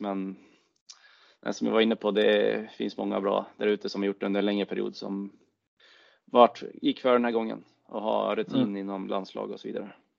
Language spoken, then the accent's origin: Swedish; Timrå, Västernorrland County, Sweden; en av mina bästa kompisar hemma i Timrå